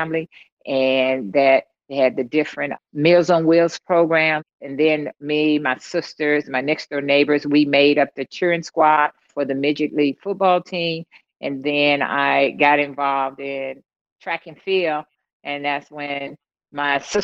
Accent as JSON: {"language": "English", "town": "East St. Louis", "region": "Illinois", "country": "United States", "tie": "born or raised there", "said": "growing up in East St. Louis, my hometown, had very young parents."}